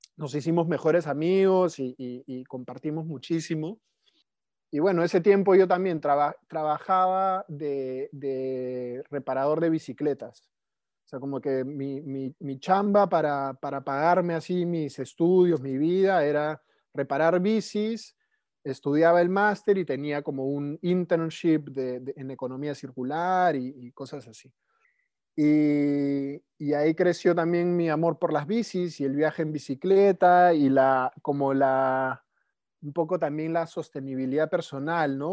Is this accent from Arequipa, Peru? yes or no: no; Lima, Peru; moved away as an adult; also born or lived in Netherlands; nací en Lima, Perú, hace 37 años.